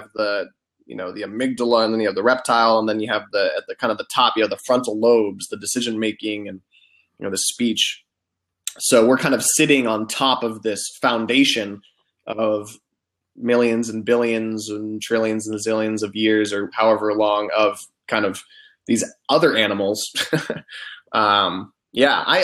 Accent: United States; I'm an American

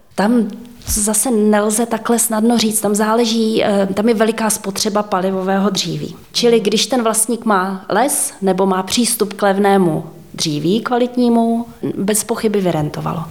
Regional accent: Netolice, South Bohemian Region, Czechia; já pocházím z kraje eh, od Netolic, kde je Kratochvíle

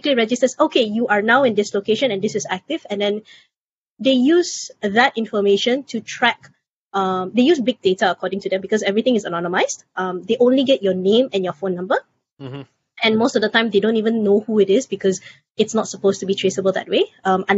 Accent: Selangor, Malaysia; in my state, my home state of Selangor

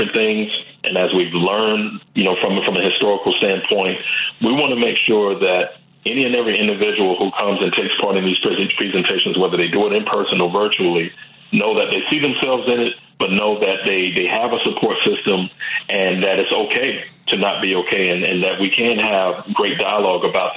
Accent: the South, United States; growing up in a Black home and growing up in the South

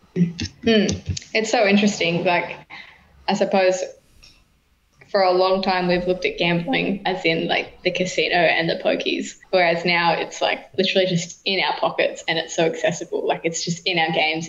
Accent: New South Wales, Australia; now in Queensland, Australia; I was born in New South Wales. I live across the road from New South Wales still.

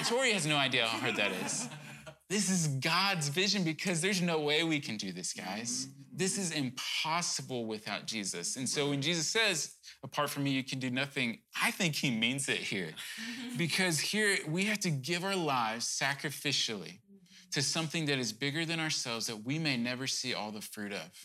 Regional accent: Cajun, Louisiana, United States; I'm probably Cajun

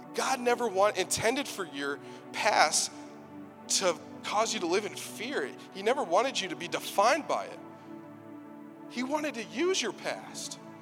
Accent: Texas, United States; I'm from Texas

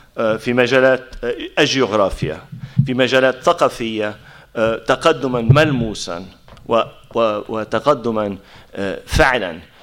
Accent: Palestine; إحنا كفلسطينيين

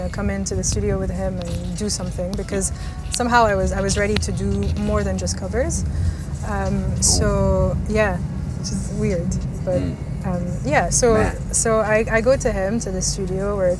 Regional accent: Lebanon; moved away as an adult; also born or lived in United Kingdom; now in United Arab Emirates; I was born and raised in Lebanon till I was 21, I think. I left for a year to the UK.

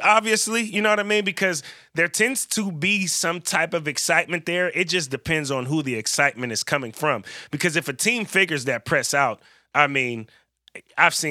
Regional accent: California, United States; now in Pacific Northwest, United States; I'm from California

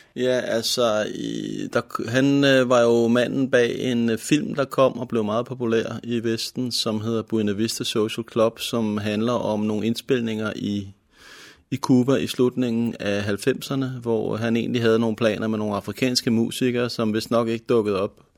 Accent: Helsingør, Capital Region of Denmark, Denmark; also born or lived in Nørrebro, Copenhagen; jeg er født på Nørrebro i København, og boede i København til jeg var syv år gammel, og så flyttede familien og tog mig med heldigvis til Helsingør i nitten halvfjerds, hvor jeg så har huset her siden

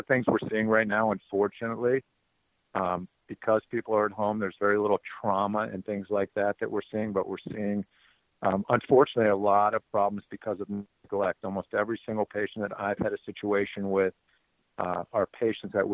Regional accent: Miami, Florida, United States; I am from Miami, Florida.

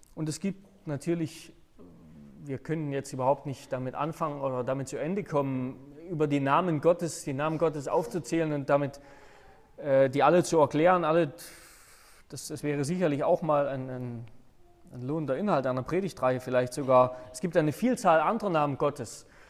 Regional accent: Saxony, Germany; moved away as an adult; also born or lived in Hannover; Sachsen, wo ich, äh, wo meine Eltern wohnen, wo ich herkomme

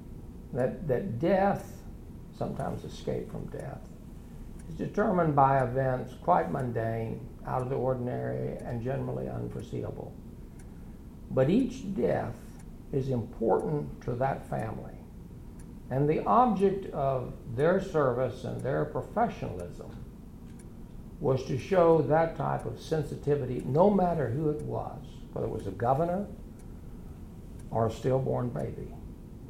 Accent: Texas, United States; now in Enid, United States; I grew up in Texas

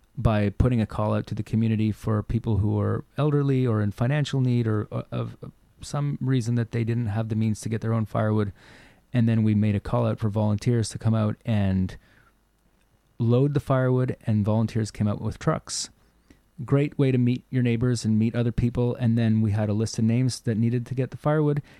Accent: Nova Scotia, Canada; now in Cortes Island, Canada; where I grew up in Nova Scotia

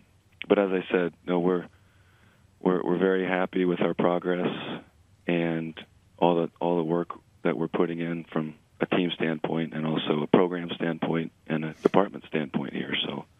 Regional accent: New England, United States; now in California, United States; obviously I know those schools well because I came from the Northeast in New England.

